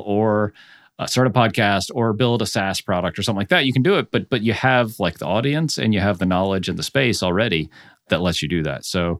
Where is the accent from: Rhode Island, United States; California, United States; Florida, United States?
Florida, United States; Orlando; also born or lived in France; So I'm originally from Orlando and have lived like all around. So like I went to school in Nashville, then I did graduate school in Cleveland, lived in Savannah, Nashville, San Diego, New Orleans. And then we spent 5 years in France